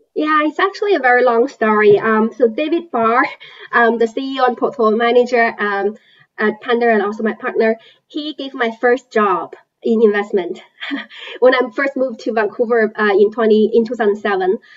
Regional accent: China; moved away; I was born and raised in China.

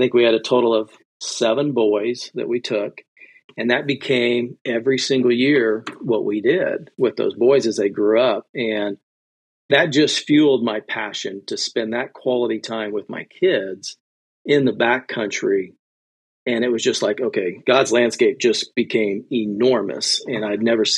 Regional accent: Kansas, United States; now in Idaho, United States; I like to say I'm a flatliner because I grew up in Kansas

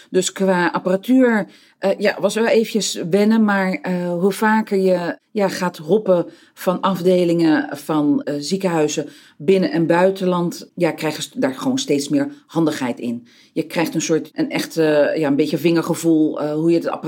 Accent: Peru; moved away; Ik kom van origine uit Zuid-Amerika. Ik ben geboren eh, in Peru, eh, deels op, opgetogen.

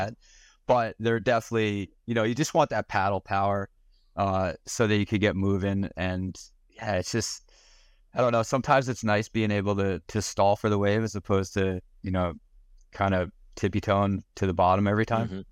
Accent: Lavallette, New Jersey, United States; I grew up in La Valette

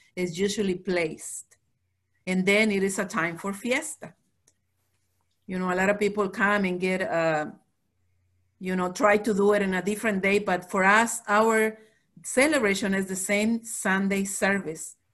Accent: Mexico; moved away; we come from Mexico

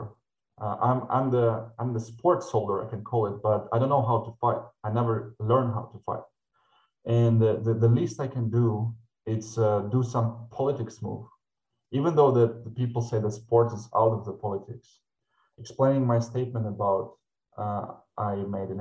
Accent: Murmansk, Murmansk Oblast, Russia; also born or lived in Sevastopol, Crimea; now in Ukraine; Then I moved with my parents to north of Russia, to Murmansk, and I started swim even in Russia in my life

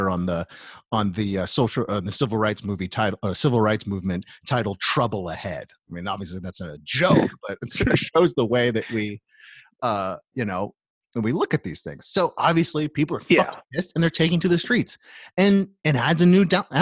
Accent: United States; as American people

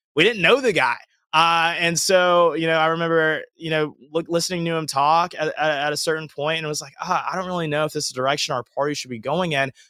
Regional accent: Georgia, United States; moved away as an adult; also born or lived in Alabama; now in Los Angeles, United States; I grew up in Georgia, born and raised there

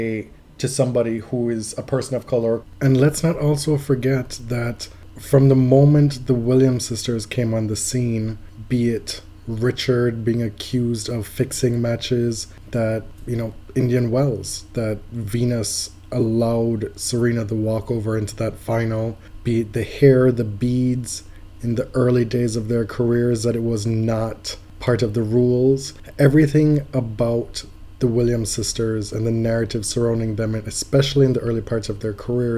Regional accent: Jamaica; moved away; also born or lived in United States; Me growing up and growing up in Jamaica, honesty was a huge, huge part of the social fabric, the texture of being a Jamaican

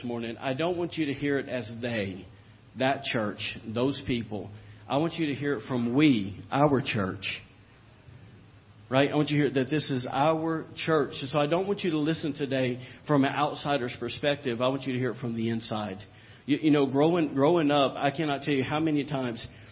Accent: the South, United States; I'm from the South

